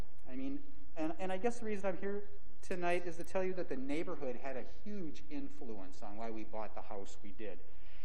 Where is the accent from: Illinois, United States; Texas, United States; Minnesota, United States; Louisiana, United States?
Minnesota, United States; moved away as an adult; now in Palm Coast, United States; we're from Minnesota